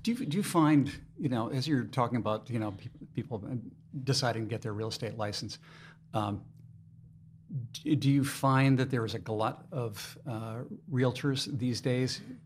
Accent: Maine, United States; now in Lehigh Valley, United States; I'm originally from Maine

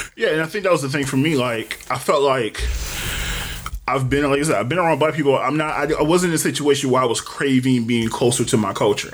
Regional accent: Detroit, Michigan, United States; I was from Detroit

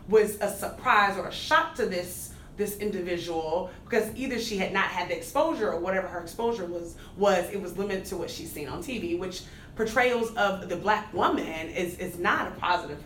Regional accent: Dallas, Texas, United States; accent: Texas accent; moved away as an adult; also born or lived in Midwest (Purdue University); I'm from Dallas, Texas, born and raised

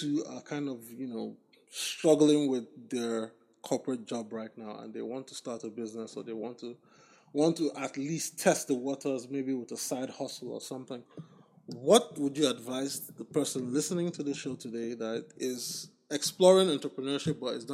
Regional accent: Nigeria; moved away as an adult; also born or lived in United States; growing up in Nigeria, I always had access to a library. When I came to college in the US

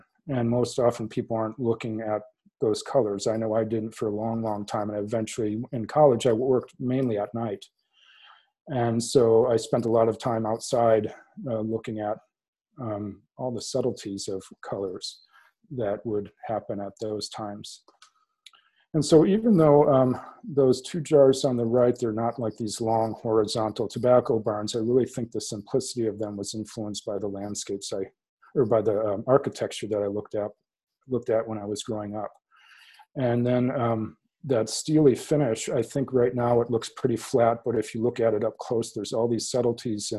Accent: South Central Massachusetts, United States; I grew up in South Central Massachusetts in tobacco country

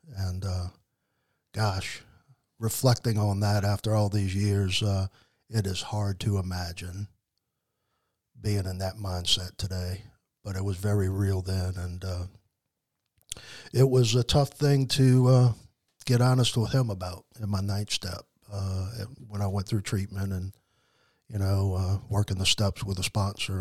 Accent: New Orleans, Louisiana, United States; moved away as an adult; now in Mississippi, United States; I was born in raised in New Orleans, Louisiana, in that area

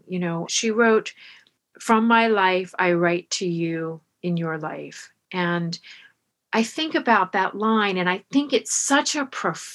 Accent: Florida, United States; I grew up in Florida

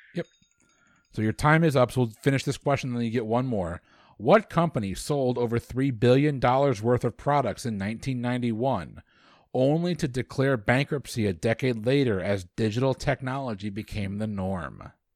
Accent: United States; because I'm American.

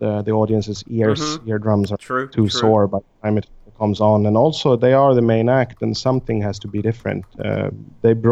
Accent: Stockholm, Stockholm County, Sweden; I'm from Stockholm

